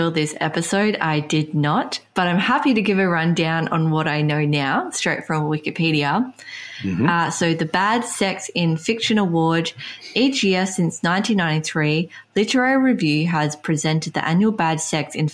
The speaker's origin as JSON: {"language": "English", "region": "England", "country": "United Kingdom", "said": "we're English speaking, we come from England"}